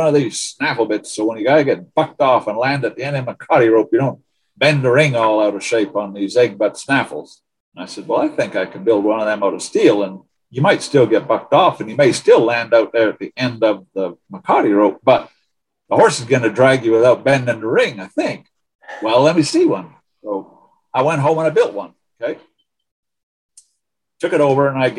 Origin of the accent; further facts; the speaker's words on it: Canada; also born or lived in Coalinga, California; now in United States; We, being Canadian, we of course would like to become citizens